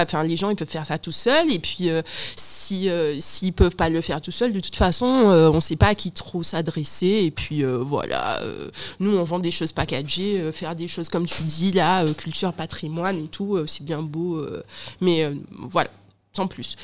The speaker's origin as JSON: {"language": "French", "country": "Guadeloupe", "said": "j'ai un accent, je suis guadeloupéenne"}